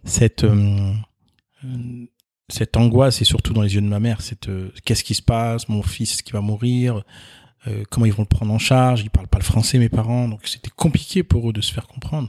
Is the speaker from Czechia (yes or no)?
no; Nord-Pas-de-Calais, Hauts-de-France, France; je suis né ici en France, euh, dans, dans le Nord-Pas-de-Calais